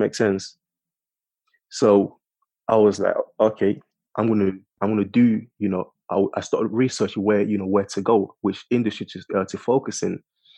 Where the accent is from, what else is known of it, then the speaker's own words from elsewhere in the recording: London, United Kingdom; I'm from King's Cross, you know, Angel